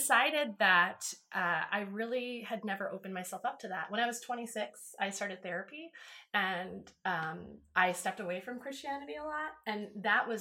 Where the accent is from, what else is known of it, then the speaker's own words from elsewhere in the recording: East Coast, United States; moved away; I'm from the East. You know, I went to school on the East Coast.